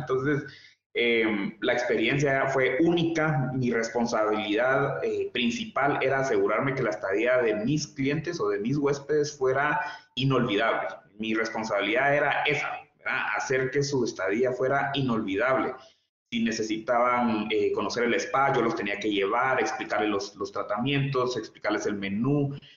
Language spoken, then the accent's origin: Spanish; Guatemala; joven guatemalteco